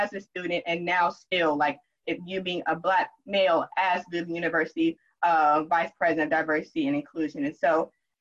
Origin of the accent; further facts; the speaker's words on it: South Carolina, United States; born and raised in South Carolina